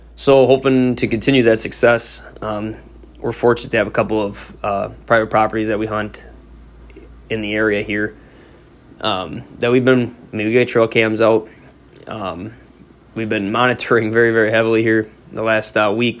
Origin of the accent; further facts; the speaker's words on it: Northeast Wisconsin, United States; I grew up in Northeast Wisconsin